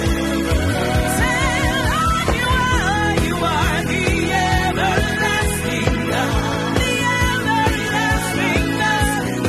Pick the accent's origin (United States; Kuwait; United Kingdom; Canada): Canada; I'm Canadian